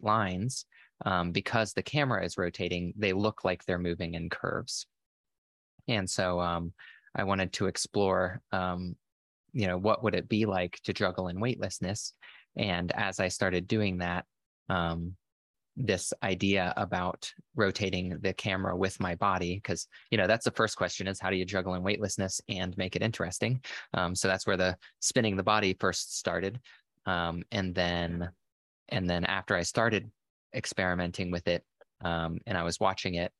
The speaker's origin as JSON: {"language": "English", "region": "Florida", "country": "United States", "tie": "born or raised there", "said": "I grew up in Florida where there's a lot of boats and stuff"}